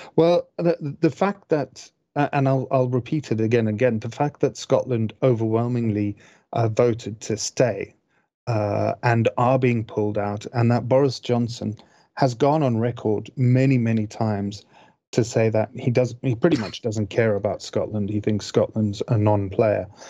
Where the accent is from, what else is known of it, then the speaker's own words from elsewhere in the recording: Zimbabwe; moved away; I grew up in Zimbabwe